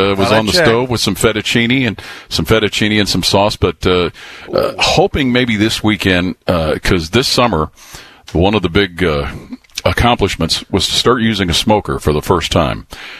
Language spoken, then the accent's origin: English; Cincinnati, Ohio, United States; moved away as an adult; now in Columbus, United States; that being my hometown